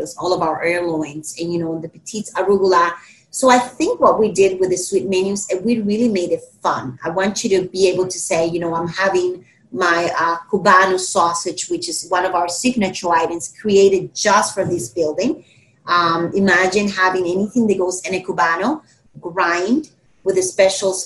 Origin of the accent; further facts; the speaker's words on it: Dominican Republic; now in Miami, United States; I'm from the Dominican Republic, so we're very islanders.